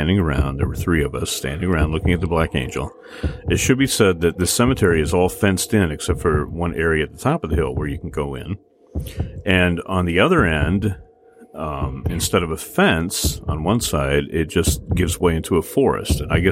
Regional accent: United States; I grew up on the Mississippi River

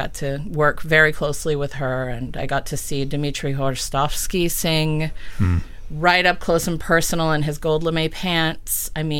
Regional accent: Adrian, Michigan, United States; I did grow up in Adrian, and I love my hometown so much. They're just, it's a town full of artists.

